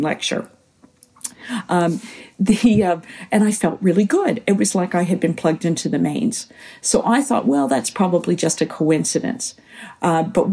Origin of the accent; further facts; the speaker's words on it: United States; moved away as an adult; also born or lived in Scotland / England / Australia; now in New Zealand; growing up in the States